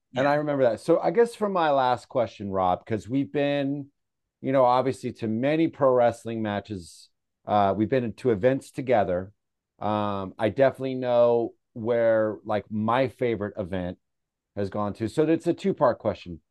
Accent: San Francisco, California, United States; I'm, you know, from San Francisco, we're in a band

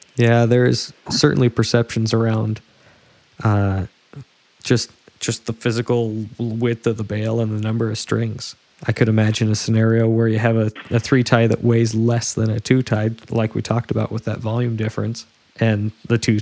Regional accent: West Coast, United States; I'm from the West Coast

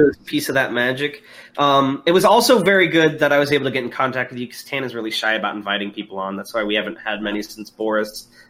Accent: Houston, Texas, United States; accent: Houston; part of it, I think, is because of my hilarious Houston accent, but I really like the Houston one as well.

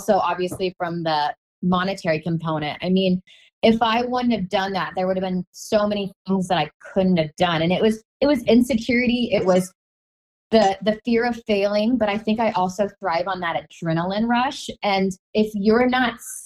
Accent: Omaha, Nebraska, United States; moved away; I'm from Omaha

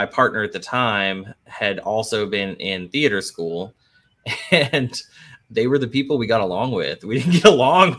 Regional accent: North Central Texas, United States; moved away as an adult; also born or lived in Boston; now in New Orleans, United States; I grew up in North Central Texas, single mom, didn't have a lot of money.

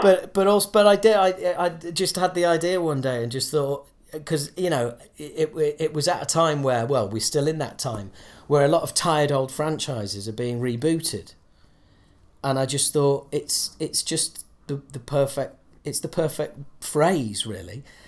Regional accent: Yorkshire and the Humber, United Kingdom; moved away; I'm from Yorkshire.

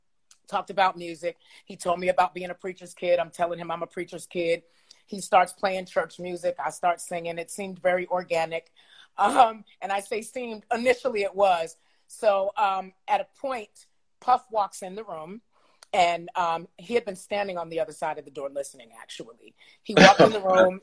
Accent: New York City, New York, United States; I grew up in the Edgemere Projects in New York City.

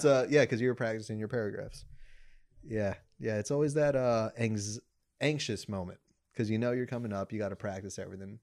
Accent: Mexico; first language Spanish; English is a second language; I'm the whitewashed Mexican

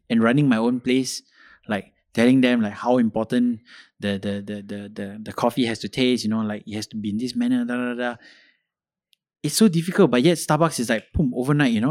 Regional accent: Malaysia; I should be speaking fluent Malay because I'm, I'm from Kebangsaan School

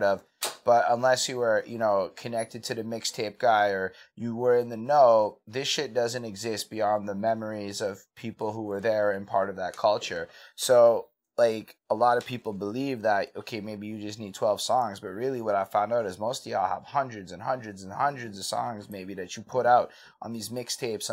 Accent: Montreal, Quebec, Canada; I come from Montreal with a pretty not exciting background

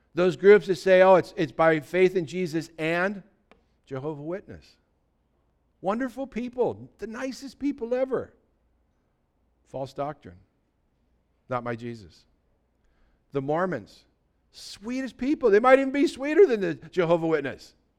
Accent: United States; back in the sixties, when I was growing up, everybody in America was considered a Christian

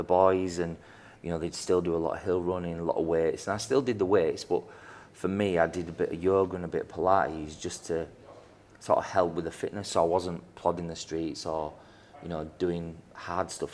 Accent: Yorkshire and the Humber, United Kingdom; Being a Yorkshireman

